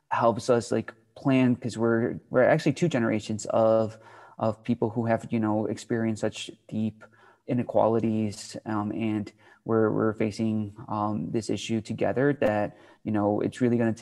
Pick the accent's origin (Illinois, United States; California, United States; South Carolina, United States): Illinois, United States; Chicago; I'm from Chicago